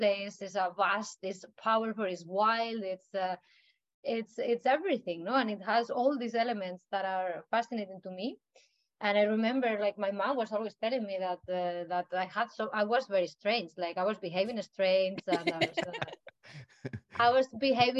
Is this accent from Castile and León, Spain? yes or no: no; Madrid, Community of Madrid, Spain; also born or lived in Canary Islands, Spain; now in Iceland; I come from Madrid in Spain. It's the capital, so it's just the center of Spain.